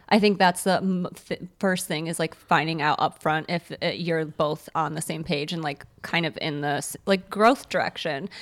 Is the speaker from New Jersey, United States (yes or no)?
no; Morton Grove, Illinois, United States; Morton Grove